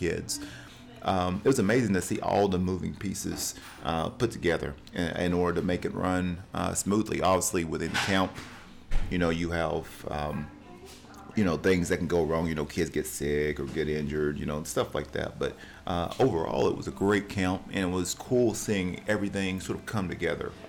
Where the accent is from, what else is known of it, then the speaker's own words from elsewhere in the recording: Cleveland, Tennessee, United States; we're at Ocoee Coffee Company here in Cleveland, Tennessee, my hometown